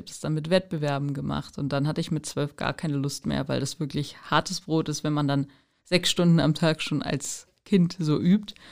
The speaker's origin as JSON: {"language": "German", "town": "Fürstenberg", "country": "Germany", "said": "Ich komme hier ja auch aus Fürstenberg, das ist ja vielleicht auch noch ganz interessant."}